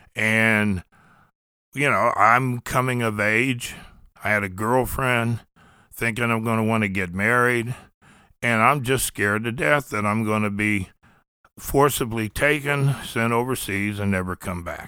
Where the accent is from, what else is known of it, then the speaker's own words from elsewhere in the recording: Columbus, Ohio, United States; moved away as an adult; also born or lived in the South; We grew up in the Linden area. It's, uh, it was a poor area of Columbus